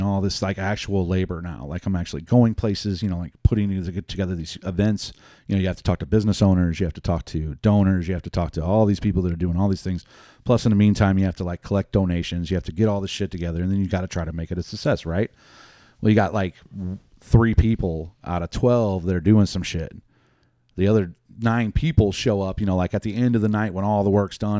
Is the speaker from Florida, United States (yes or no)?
no; Lemay, Missouri, United States; I grew up in Lemay